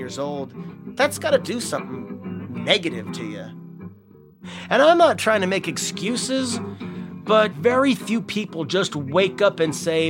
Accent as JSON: {"language": "English", "country": "United States", "said": "I'm an American"}